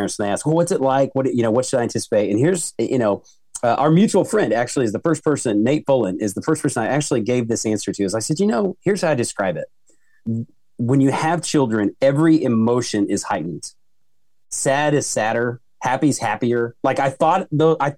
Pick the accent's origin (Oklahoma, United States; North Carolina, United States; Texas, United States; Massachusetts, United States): Oklahoma, United States; I'm from Oklahoma, and we have a student council camp called Basic that I went to.